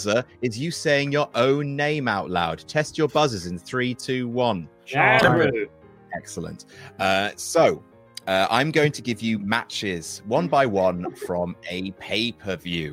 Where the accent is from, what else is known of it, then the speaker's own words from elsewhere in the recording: Jersey; I was growing up in Jersey